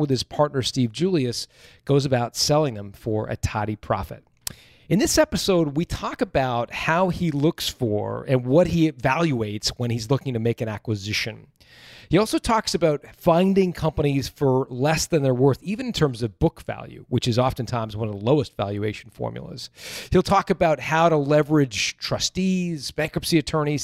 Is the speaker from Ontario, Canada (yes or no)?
yes; Toronto, Ontario, Canada; I grew up in Toronto